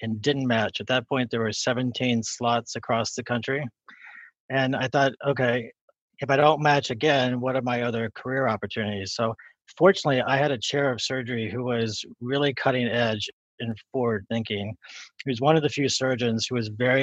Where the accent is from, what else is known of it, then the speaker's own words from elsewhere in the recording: West Virginia, United States; moved away; So I grew up in West Virginia, and I went to undergrad in West Virginia